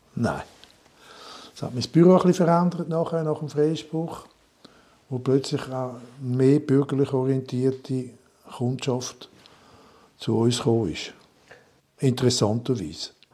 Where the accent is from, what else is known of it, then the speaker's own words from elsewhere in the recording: Montreux, Vaud, Switzerland; moved away; also born or lived in Dietikon; Montreux, in meiner Heimatstadt